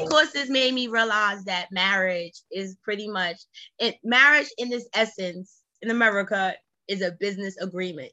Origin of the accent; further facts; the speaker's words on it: New York City, New York, United States; I come from Brownsville. All people do is yap